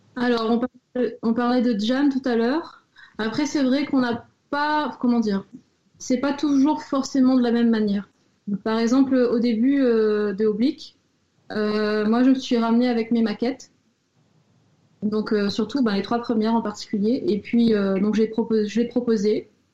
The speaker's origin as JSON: {"language": "French", "country": "Réunion", "moved": "as an adult", "lives_now": "Nancy, France", "said": "je viens de La Réunion"}